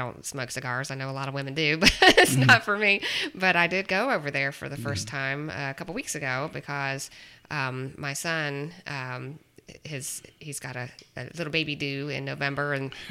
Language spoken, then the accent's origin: English; Kentucky, United States; I'm from Kentucky